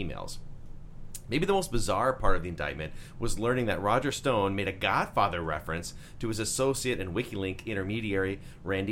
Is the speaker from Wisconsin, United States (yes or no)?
yes; Wisconsin, United States; So growing up in Wisconsin